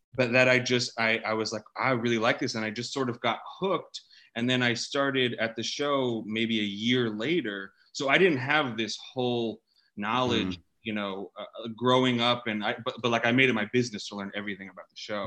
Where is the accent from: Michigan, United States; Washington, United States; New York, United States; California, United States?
California, United States; I grew up in California